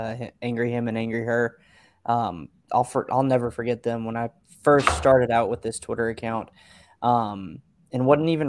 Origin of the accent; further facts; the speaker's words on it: Birmingham, Alabama, United States; I'm from Birmingham, Alabama